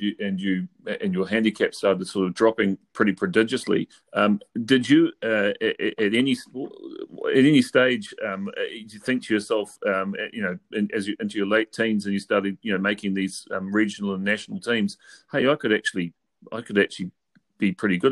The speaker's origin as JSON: {"language": "English", "region": "Manawatū-Whanganui", "country": "New Zealand", "tie": "born or raised there", "said": "I grew up in Manawatū"}